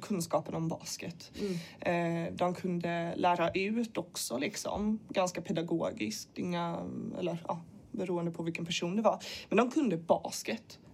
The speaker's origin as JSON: {"language": "Swedish", "town": "Gothenburg", "region": "Västra Götaland", "country": "Sweden", "tie": "born or raised there", "said": "jag är född i Göteborg."}